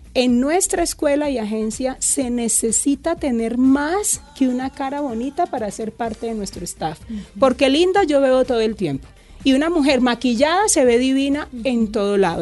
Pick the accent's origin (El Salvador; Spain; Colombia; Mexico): Colombia; Cúcuta, Norte de Santander; yo me crié en Cúcuta